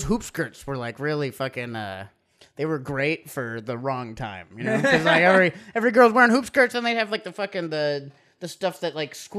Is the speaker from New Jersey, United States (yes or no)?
no; Hawaii, United States; I'm from Hawaii